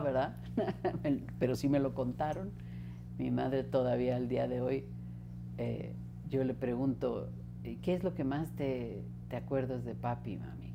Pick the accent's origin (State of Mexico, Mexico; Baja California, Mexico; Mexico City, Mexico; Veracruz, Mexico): Mexico City, Mexico; first language Spanish; nacimos aquí en la Ciudad de México, crecí al sur de la ciudad